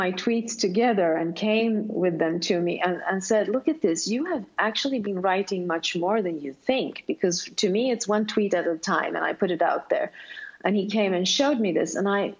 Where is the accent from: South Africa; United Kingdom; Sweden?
Sweden; first language Swedish; English is a second language; since I am from Sweden, then Swedish is my first language